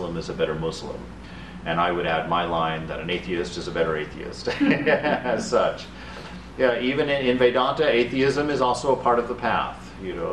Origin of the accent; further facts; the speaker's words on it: Germany; moved away; also born or lived in Abilene, Texas; I grew up in Germany